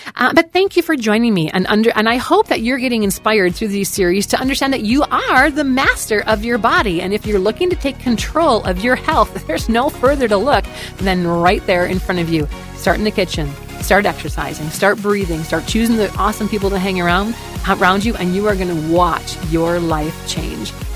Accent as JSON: {"language": "English", "region": "Wisconsin", "country": "United States", "said": "I'm actually from Wisconsin"}